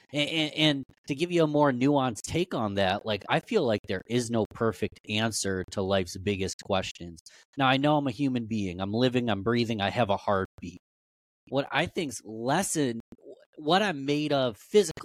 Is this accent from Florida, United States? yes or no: no; Rochester, New York, United States; I was born and raised in Rochester, New York, so I've shoveled snow about 10,000 times.